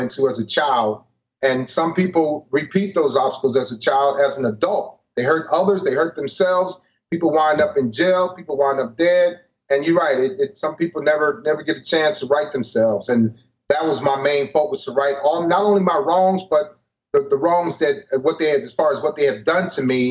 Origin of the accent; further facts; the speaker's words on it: East Cleveland, Ohio, United States; moved away as an adult; I'm originally from East Cleveland, Ohio.